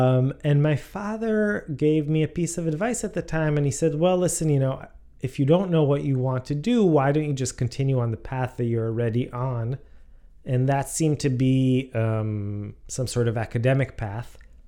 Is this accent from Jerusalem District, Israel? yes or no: yes; Jerusalem, Jerusalem District, Israel; moved away as an adult; also born or lived in United States / England; So I am from Jerusalem. I lived in Jerusalem my entire life. And then after my military service, I came to the States for school.